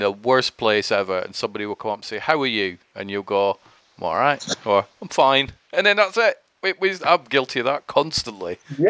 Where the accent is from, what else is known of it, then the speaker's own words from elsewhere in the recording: Scotland, United Kingdom; accent: mixture of Scottish and English; now in Manchester, United Kingdom; Well, I'm from Scotland originally. That's why my accent is a bit weird. So it's like a mixture of Scottish and English, my thing. So, but yeah, I'm from Scotland, live near Manchester now.